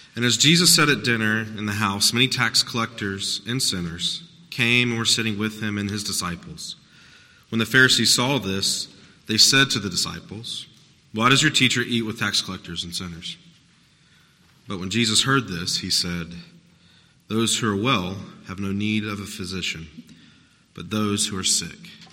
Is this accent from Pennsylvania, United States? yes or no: no; South Carolina, United States; I'm from South Carolina